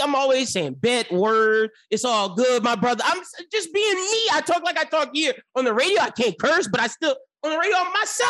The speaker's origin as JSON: {"language": "English", "region": "New York", "country": "United States", "said": "Mind you, I'm from New York. I don't gotta speak like that."}